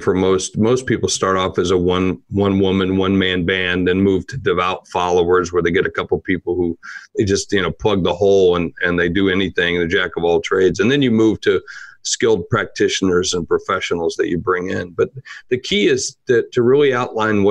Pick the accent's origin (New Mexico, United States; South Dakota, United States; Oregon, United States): South Dakota, United States; I'm from South Dakota. We're a flyover state in the United States